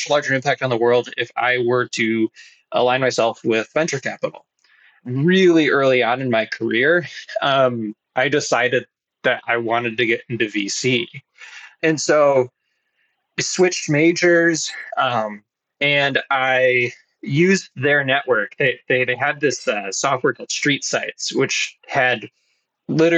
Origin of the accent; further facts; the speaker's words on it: Grosse Pointe, Michigan, United States; I grew up in Grosse Pointe, which is an old money suburb of the Detroit area